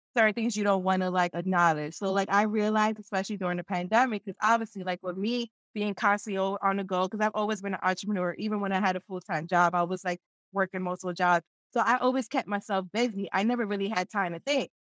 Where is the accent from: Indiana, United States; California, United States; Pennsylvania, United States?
Pennsylvania, United States; Philadelphia; when I was growing up, because I'm from Philadelphia, and in Philadelphia, there's barely any Peruvians here